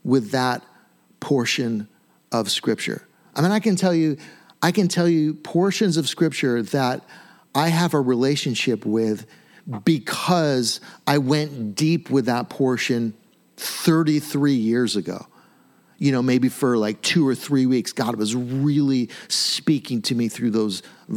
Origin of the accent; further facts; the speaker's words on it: United States; We're very American